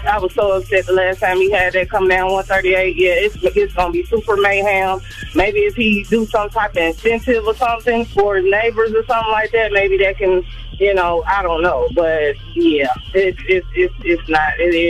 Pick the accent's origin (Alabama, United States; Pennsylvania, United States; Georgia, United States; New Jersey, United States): Georgia, United States; Atlanta; I'm from the South Side.